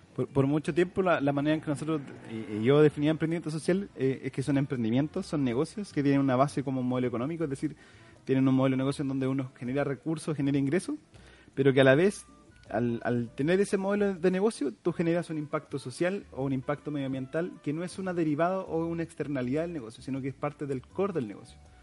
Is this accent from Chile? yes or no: yes; San Rosendo, Biobío, Chile; moved away as an adult; now in Concepción, Chile; soy oriundo de San Rosendo